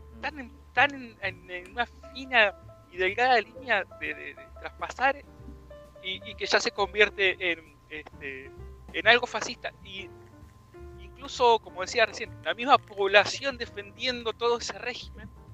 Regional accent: Buenos Aires Province, Argentina; yo, como bonaerense

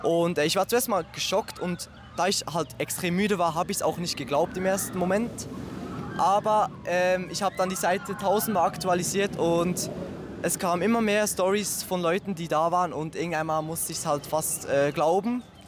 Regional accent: Switzerland; ich komme aus der Schweiz

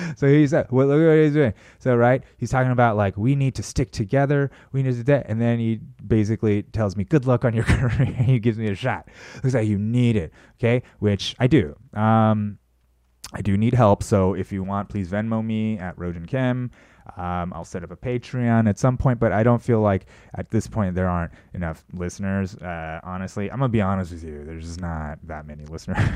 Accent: United States; I'm an American.

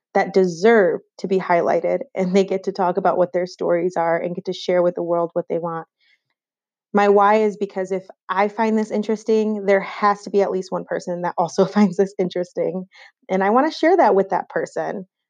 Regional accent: Rochester, New York, United States; moved away as an adult; also born or lived in Clarkson University, New York; now in Charlotte, United States; I'm originally from New York, but no, not the city, from Western New York and Rochester, to be specific.

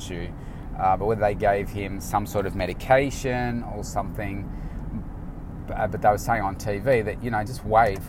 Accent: Melbourne, Victoria, Australia; it's in, you know, my hometown

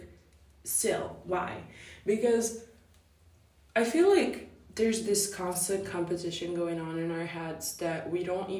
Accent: Italy; I'm 17 years old, and I am from Italy

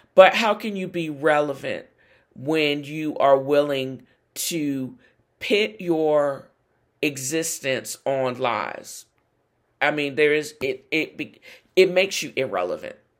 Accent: United States; as an American

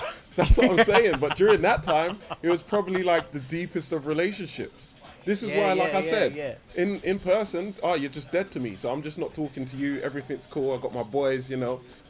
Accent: London, United Kingdom; I'm from Brixton.

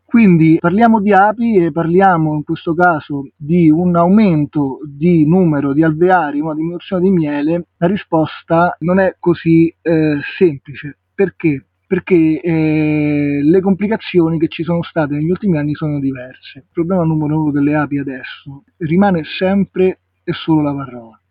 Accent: Rome, Lazio, Italy; moved away as an adult; now in Liguria, Italy; sono nato a Roma, ma mm, all'età di 24 anni sono andato a vivere in una realtà di campagna

